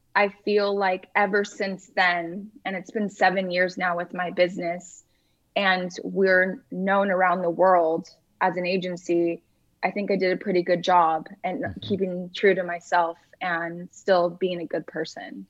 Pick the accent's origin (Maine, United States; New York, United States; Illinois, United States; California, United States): California, United States; Huntington Beach; moved away as an adult; now in Los Angeles, United States; i'm from orange county i okay. i grew up in surf city huntington beach